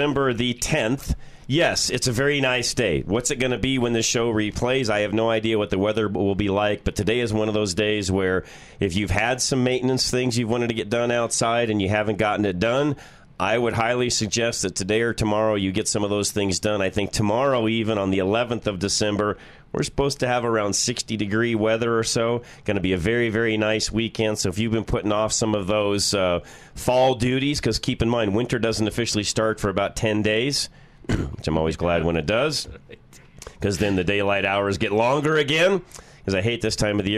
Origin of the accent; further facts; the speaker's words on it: Colorado, United States; where are you from? Colorado